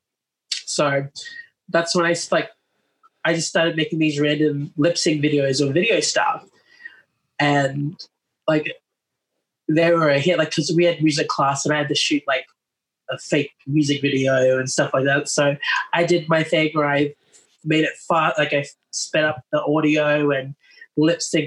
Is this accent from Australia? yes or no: yes; Townsville, Queensland, Australia; moved away as an adult; also born or lived in Ingham, Australia / Ayr, Australia / Gold Coast, Australia; now in Brisbane, Australia; we moved to Townsville. Then I've been there for 11 years. So I did my whole schooling from primary school to high school